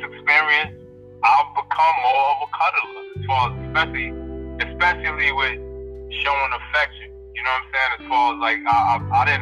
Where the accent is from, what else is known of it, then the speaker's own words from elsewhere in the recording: New York City, New York, United States; I'm from Brooklyn